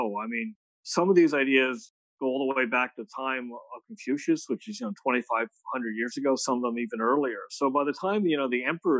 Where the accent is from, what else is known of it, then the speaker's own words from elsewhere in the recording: United States; I'm American